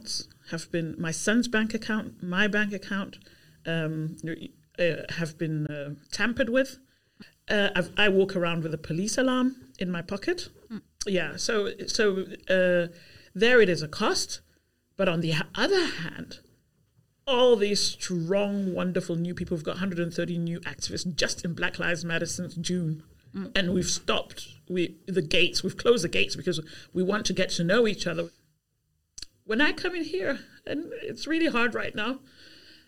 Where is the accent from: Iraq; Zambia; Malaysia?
Zambia; now in Albertslund, Denmark; I've been here 35 years, and I'm my origin is Zambia. But I'm Danish now. Yeah. I'm a Zambian Dane